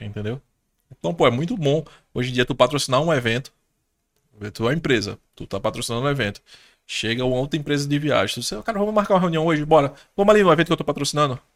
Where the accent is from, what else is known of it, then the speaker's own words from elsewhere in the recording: Pernambuco, Brazil; eu sou daqui de Pernambuco